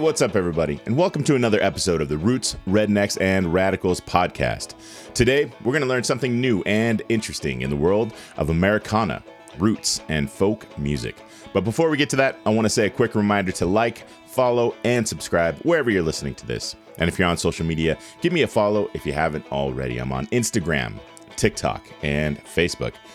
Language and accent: English; Carson City, Nevada, United States; I grew up here in Nevada, and I grew up here in Carson City, Northern Nevada